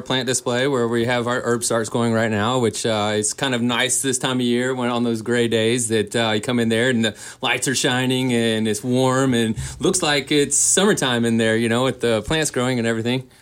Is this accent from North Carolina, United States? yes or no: yes; Boone, North Carolina, United States; moved away as an adult; also born or lived in Asheville, North Carolina; now in Kalispell, United States; I'm from Boone, North Carolina, born and raised